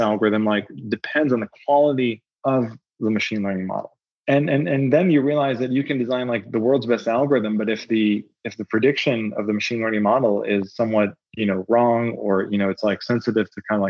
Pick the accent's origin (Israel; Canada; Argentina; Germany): Israel; moved away; also born or lived in Berkeley; I'm originally from Israel.